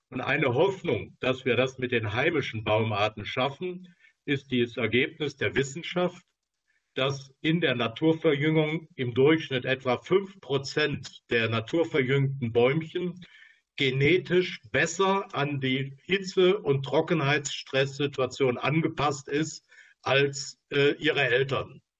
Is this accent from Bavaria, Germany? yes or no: no; Baden-Württemberg, Germany; ich freue mich, dass sich jemand aus meiner Heimat gemeldet hat. Ähm, also im Schwarzwald haben wir ja nur in relativ umfangreichem Ausmaß äh, Plenterwälder